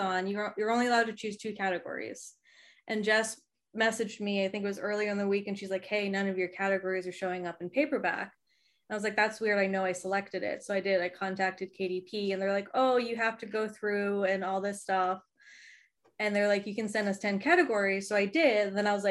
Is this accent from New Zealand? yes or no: no; Massachusetts, United States; now in Florida, United States; I grew up in Mass, so I'm used to the cold.